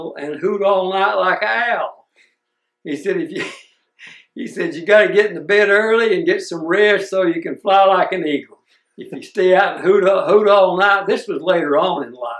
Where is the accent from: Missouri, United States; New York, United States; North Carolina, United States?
North Carolina, United States; Wilkesboro; I was born in Wilkesboro. I've been living here for 83 years.